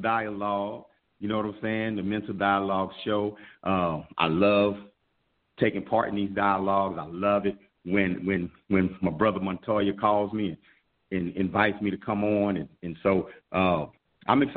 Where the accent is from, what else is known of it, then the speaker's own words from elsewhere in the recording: Fort Worth, Texas, United States; Fort Worth, Funkytown, Texas, my hometown